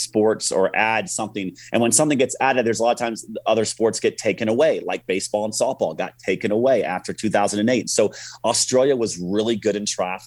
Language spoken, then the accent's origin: English; Orlando, Florida, United States; I grew up in Orlando, Florida